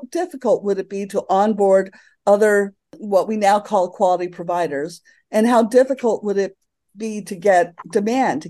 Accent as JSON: {"language": "English", "town": "Santa Fe", "region": "New Mexico", "country": "United States", "tie": "born or raised there", "also_born_or_lived": "Alameda / San Francisco", "moved": "yes", "said": "I bought a house in Santa Fe, where I live now, which is my hometown."}